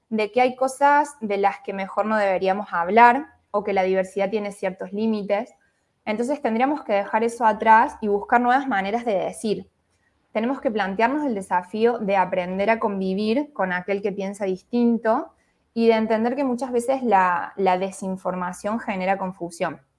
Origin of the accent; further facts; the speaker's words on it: Córdoba, Argentina; soy de Córdoba, Argentina